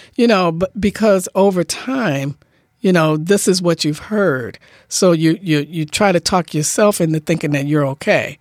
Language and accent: English; Detroit, Michigan, United States; now in Bainbridge Island, United States; me growing up in Detroit